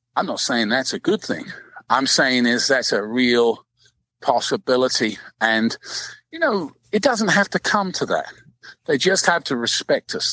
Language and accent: English; London, United Kingdom; moved away; I'm 12,000 miles away. I was from London